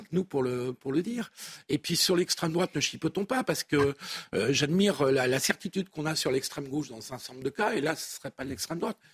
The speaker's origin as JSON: {"language": "French", "region": "Pays de la Loire", "country": "France", "said": "je suis originaire de la Loire-Atlantique et euh, dans mon enfance, près de mai 68, euh, j'y allais souvent."}